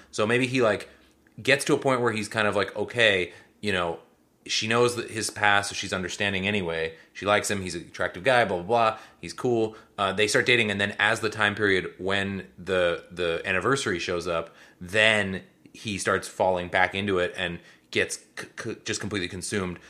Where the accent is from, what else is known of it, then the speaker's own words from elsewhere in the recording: Seattle, Washington, United States; they're in Seattle, which did add some amount of joy for me 'cause that is my hometown